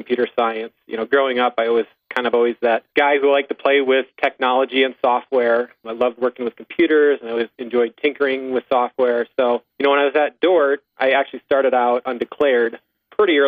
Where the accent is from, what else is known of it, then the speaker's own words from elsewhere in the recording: Sioux Center, Iowa, United States; I grew up in Sioux Center